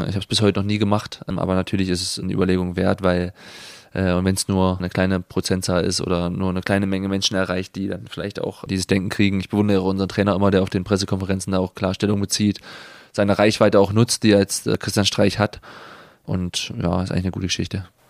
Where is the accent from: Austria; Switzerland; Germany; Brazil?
Germany; now in Freiburg, Germany; ich bin ja auch noch in der DDR geboren